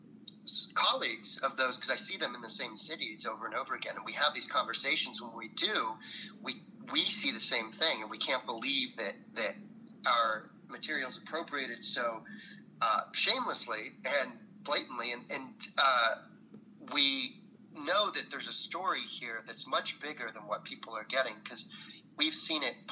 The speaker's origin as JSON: {"language": "English", "area": "San Francisco Bay Area", "region": "California", "country": "United States", "moved": "yes", "lives_now": "Southern California, United States", "said": "I'm from the San Francisco Bay Area. My folks met at UC Berkeley, and I was like, this is sort of my backyard"}